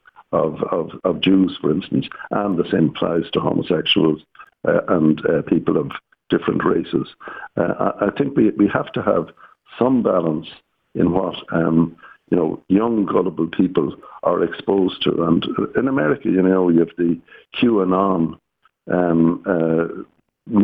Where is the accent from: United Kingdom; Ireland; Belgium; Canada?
Ireland; In Ireland, we have a somewhat different approach to freedom of speech.